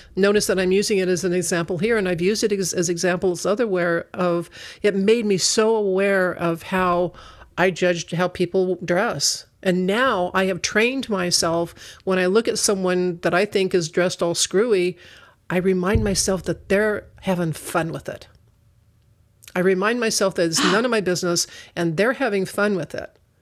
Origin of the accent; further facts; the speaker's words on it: Northern Arizona, United States; now in Sacramento, United States; I come from Northern Arizona